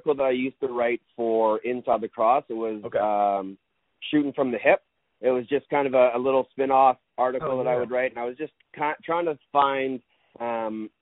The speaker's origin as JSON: {"language": "English", "town": "Victoria", "region": "British Columbia", "country": "Canada", "tie": "born or raised there", "said": "when I moved back to Victoria, the Shamrocks brought me on, and that's always kind of been a little dream of mine, to be able to call play-by-play for my hometown team, a team that I grew up watching"}